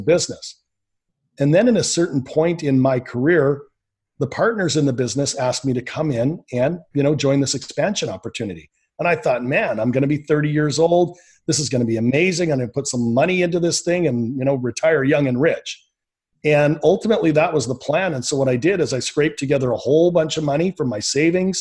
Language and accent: English; Canada; born and raised in Canada